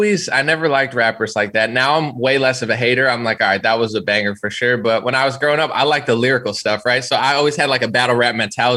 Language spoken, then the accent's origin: English; New Jersey, United States; Central. I moved like 10 times, but like Central New Jersey.